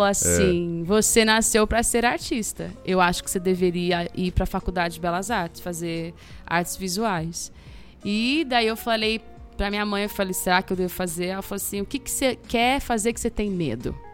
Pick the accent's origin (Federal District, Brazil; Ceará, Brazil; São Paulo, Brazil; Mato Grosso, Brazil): São Paulo, Brazil; also born or lived in Campinas; Passei três dias ali e sou de São Paulo, né? Cresci em São Paulo.